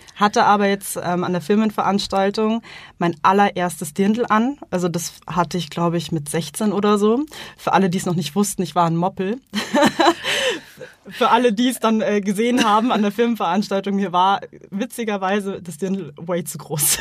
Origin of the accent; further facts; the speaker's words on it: Munich, Bavaria, Germany; Ich bin in Berg am Leim geboren. Ich wohne immer noch in Berg am Leim.